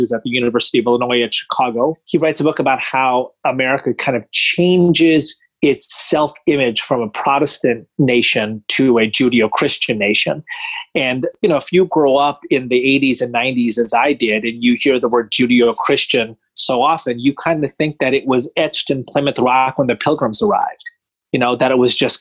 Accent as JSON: {"language": "English", "town": "Mumbai", "region": "Maharashtra", "country": "India", "tie": "born or raised there", "moved": "yes", "lives_now": "United States", "said": "I was born in Mumbai"}